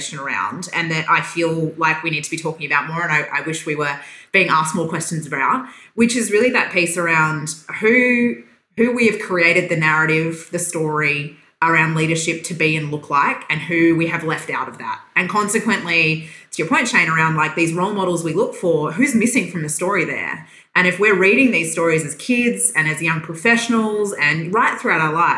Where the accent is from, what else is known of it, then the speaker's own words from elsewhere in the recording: Western Australia, Australia; moved away as an adult; also born or lived in Perth; now in Victoria, Australia; So I was born in Western Australia, though I have been a Victorian for probably 7 years now